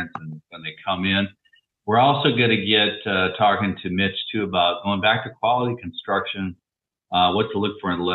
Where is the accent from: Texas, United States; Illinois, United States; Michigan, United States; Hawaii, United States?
Hawaii, United States; moved away; I was from Hawaii